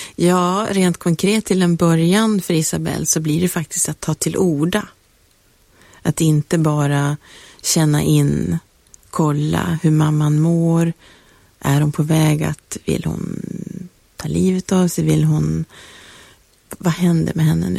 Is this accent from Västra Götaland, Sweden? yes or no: no; Piteå, Norrbotten County, Sweden; moved away; när jag åkte tillbaka till Piteå där jag är uppvuxen